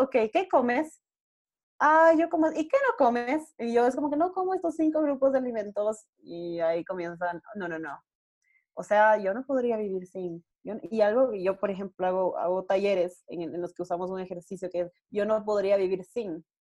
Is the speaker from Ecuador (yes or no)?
yes; Ecuador; en mi país, eh, yo vivo en Ecuador